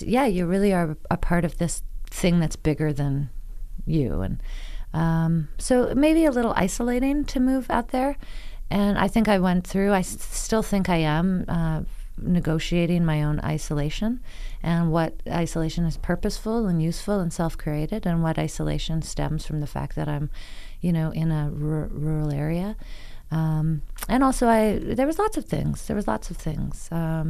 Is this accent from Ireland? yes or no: no; Toronto, Ontario, Canada; now in Elgin County, Canada; I know myself as a Toronto person.